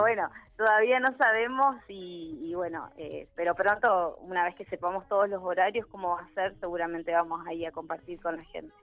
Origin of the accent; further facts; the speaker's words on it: Neuquén, Argentina; soy, soy de acá de Neuquén